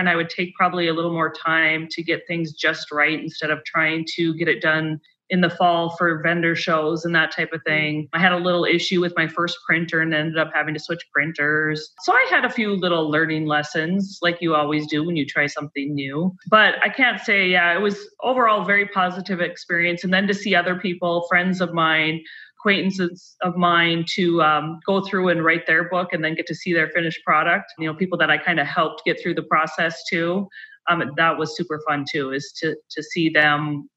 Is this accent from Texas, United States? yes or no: no; Minot, North Dakota, United States; I'm originally from Minot